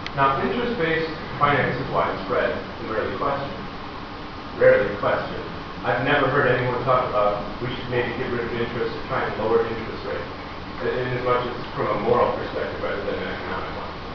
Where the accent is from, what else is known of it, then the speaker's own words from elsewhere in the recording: Wisconsin, United States; I'm from Wisconsin